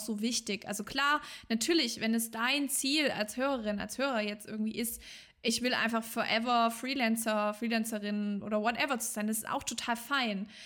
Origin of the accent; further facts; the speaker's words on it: Swabia, Germany; ich komme ja aus dem Schwabenland